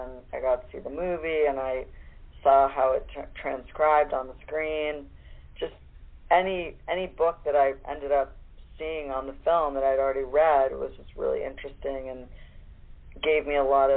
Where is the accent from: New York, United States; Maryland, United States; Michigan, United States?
New York, United States; Long Island; I grew up on Long Island